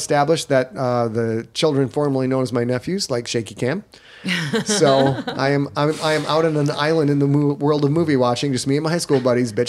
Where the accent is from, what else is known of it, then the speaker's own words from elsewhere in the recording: United States; watching this as an American